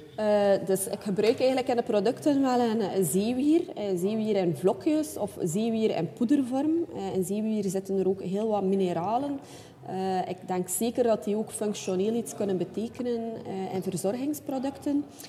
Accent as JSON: {"language": "Dutch", "town": "Ostend", "region": "Flanders", "country": "Belgium", "tie": "born or raised there", "said": "geboren en getogen in Oostende."}